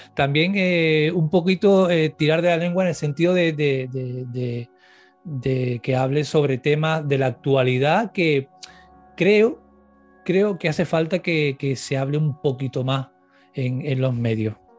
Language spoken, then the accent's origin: Spanish; Cádiz, Andalusia, Spain; gaditano como yo, eh, de la zona de Puerta Tierra, porque en Cádiz hay dos partes, la parte de Cádiz y Puerta Tierra. Él y yo somos de Puerta